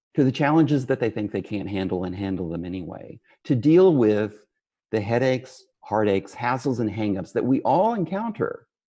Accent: West Texas, United States; I grew up in West Texas in a region known as the Permian Basin

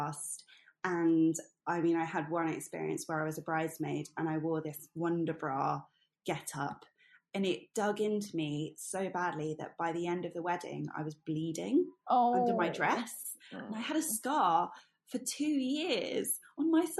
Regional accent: Hertfordshire, East of England, United Kingdom; also born or lived in Singapore; now in London, United Kingdom; I was born and bred outside of London in Hertfordshire

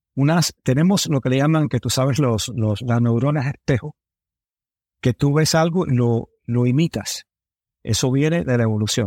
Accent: United States; also born or lived in Miami, Florida; me crié en Nueva York y en Miami

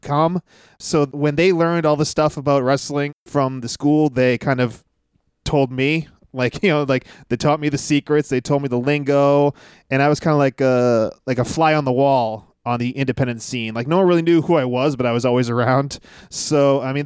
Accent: Massachusetts, United States; I'm born and raised in Massachusetts

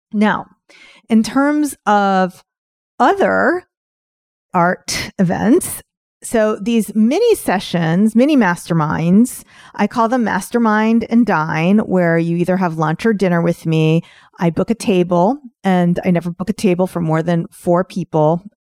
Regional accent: New York, United States; I'm from New York

